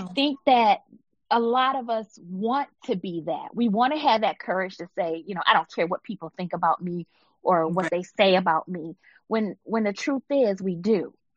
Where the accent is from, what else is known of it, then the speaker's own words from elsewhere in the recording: Buffalo, New York, United States; now in Michigan, United States; growing up in Buffalo